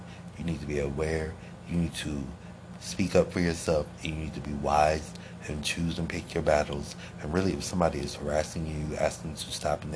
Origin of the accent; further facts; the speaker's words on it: Akron, Ohio, United States; moved away; I was born and raised in Akron, Ohio